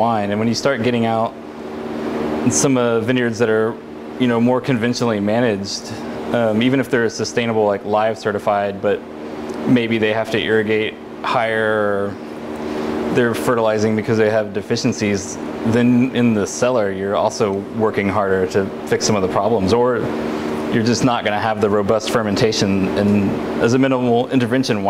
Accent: South Texas, United States; moved away; I grew up in South Texas

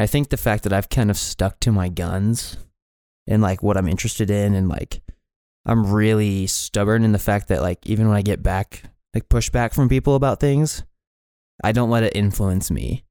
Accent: Billings, Montana, United States; also born or lived in Kalispell, Montana; I kinda grew up just in, like, the, the Heights area of Billings.

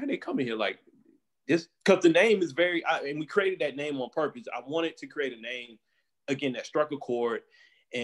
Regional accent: Goldsboro, North Carolina, United States; moved away as an adult; also born or lived in East Coast; now in San Francisco Bay Area, United States; I'm from Goldsboro. I'm half the city is Black

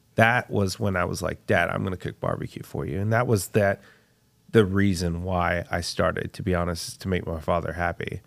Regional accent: Texas, United States; my father came from Puerto Rico, uh, to get his P H D, Texas A and M, and I was born in Texas

